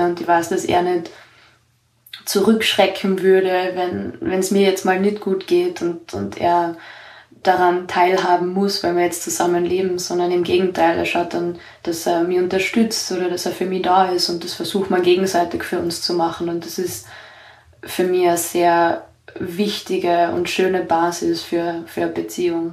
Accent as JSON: {"language": "German", "country": "Austria", "said": "ich bin aus Österreich"}